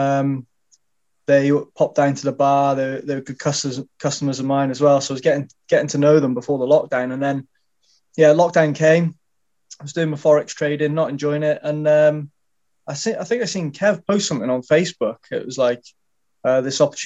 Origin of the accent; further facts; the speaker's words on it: Shropshire, West Midlands, United Kingdom; I'm from Shropshire in the UK